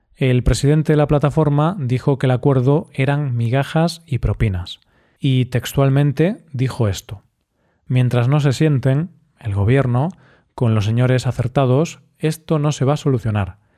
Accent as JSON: {"language": "Spanish", "country": "Spain", "said": "Así somos los españoles, muy cerveceros."}